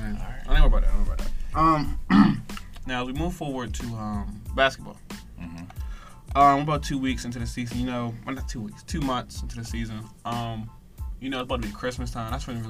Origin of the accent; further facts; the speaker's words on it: Baltimore, Maryland, United States; I'm from Baltimore.